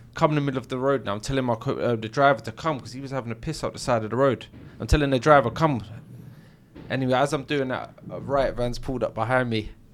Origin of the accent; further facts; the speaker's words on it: London, United Kingdom; I grew up in Battersea, South London